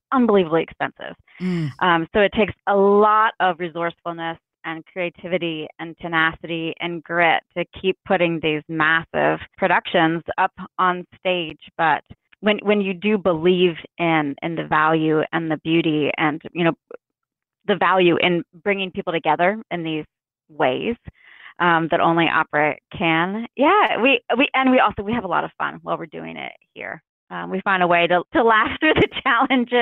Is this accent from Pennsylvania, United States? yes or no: yes; Philadelphia, Pennsylvania, United States; moved away as an adult; now in Austin, United States; worked in my hometown of Philadelphia for quite some time